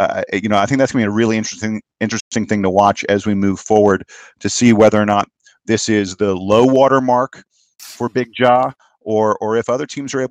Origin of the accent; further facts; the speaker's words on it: Atlanta, Georgia, United States; I'm from Atlanta